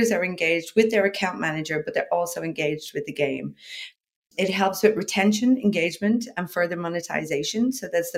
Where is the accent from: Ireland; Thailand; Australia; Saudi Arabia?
Ireland; moved away; also born or lived in Dublin; I'm from Ireland originally